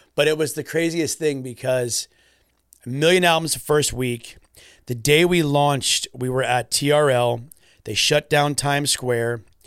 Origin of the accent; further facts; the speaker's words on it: Florida, United States; we're from Florida, pretty far from the U K